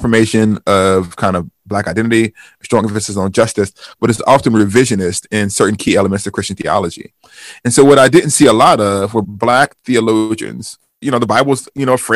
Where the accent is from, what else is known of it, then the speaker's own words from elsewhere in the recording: Huntsville, Alabama, United States; now in Wheaton, Illinois, United States; in Huntsville, my hometown growing up